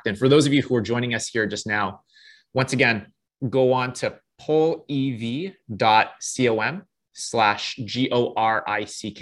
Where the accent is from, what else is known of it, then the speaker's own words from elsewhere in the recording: Toronto, Ontario, Canada; I was born and raised in Toronto, Canada